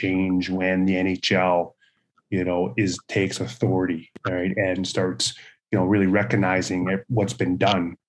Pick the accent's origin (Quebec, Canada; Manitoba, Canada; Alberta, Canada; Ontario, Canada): Manitoba, Canada; Brandon; growing up in Brandon, Manitoba